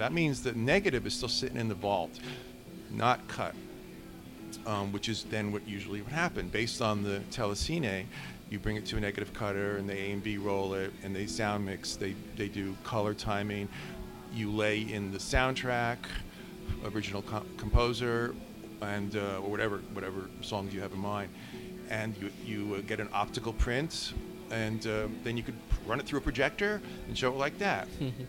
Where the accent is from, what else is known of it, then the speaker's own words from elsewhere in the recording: New York, United States; now in Los Angeles, United States; I'm from New York, but I moved to L.A.